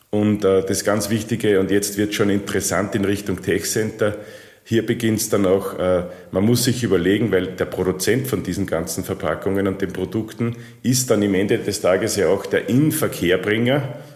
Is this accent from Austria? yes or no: yes; Austria; Das ähm, ist man natürlich als Österreicher stolz, wenn man nach Niki Lauda, Falco und Arnold Schwarzenegger